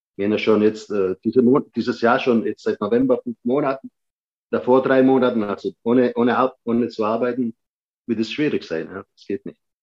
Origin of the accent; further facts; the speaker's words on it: Germany; also born or lived in Patti, Sicily, Italy; ich bin dann quasi mit sieben Jahren dann wieder zurückgekommen nach Deutschland